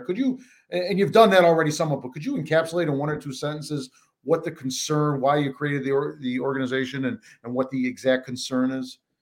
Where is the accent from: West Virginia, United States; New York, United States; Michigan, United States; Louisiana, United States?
New York, United States; Buffalo; moved away; I'm from Buffalo